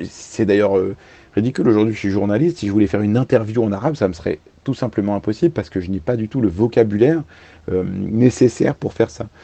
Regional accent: France; first language Arabic; also born or lived in Lebanon; d'être venu en France euh, à l'âge de 4 ans, euh, depuis le Liban avec mes parents, et où on me parlait en arabe, et donc voilà, c'est ma langue maternelle

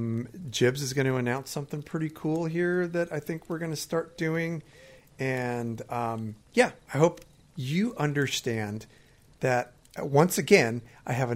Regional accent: California, United States; I'm from California

